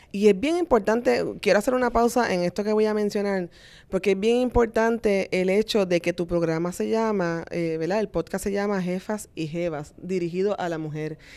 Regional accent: Vega Baja, Puerto Rico; Realmente yo soy de Vega Baja, así que soy, soy una persona de pueblo, de campo

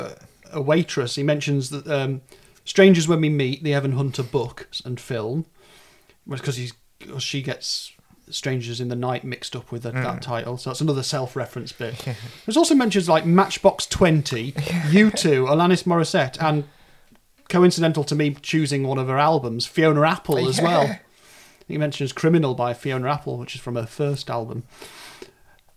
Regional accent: the north of England, United Kingdom; accent: sort of north of England; my accent, which is a sort of north of England accent.

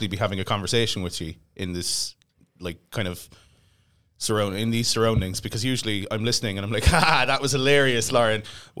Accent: Blackpool, North West England, United Kingdom; As someone who was born and raised in Blackpool.

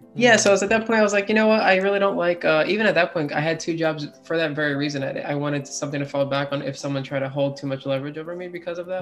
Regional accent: Florida, United States; also born or lived in Philadelphia, Pennsylvania / Boca Raton, Florida / Deerfield Beach, Florida / Melbourne, Florida; I only stayed there until I was about five years old, where I moved to South Florida, Boca and Deerfield area, and I was there until about 13

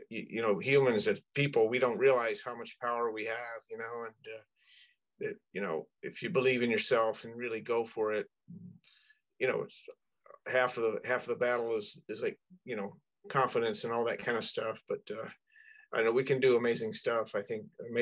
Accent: Florida, United States; I grew up in Florida

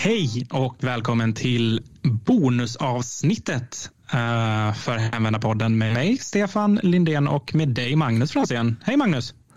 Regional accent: Oskarshamn, Kalmar County, Sweden; när jag växte upp i Oskarshamn, precis som du gjorde. Jag bodde i Kristineberg

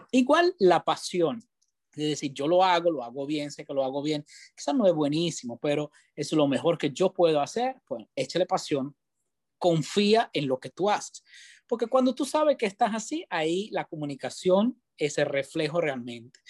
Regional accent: Italy; first language Italian; Spanish is a second language; moved away as an adult; also born or lived in Spain; now in Tampa, United States; yo soy italiano, nací en Italia, me crié en Italia, empecé mi carrera en Italia

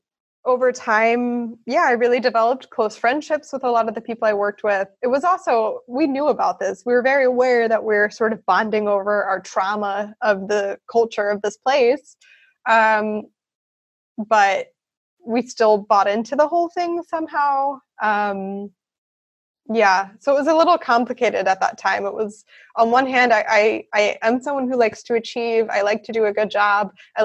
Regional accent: the North, United States; In America, there's a large divide between the North and the South. I grew up in the North, and I wasn't really aware of how deep that divide was.

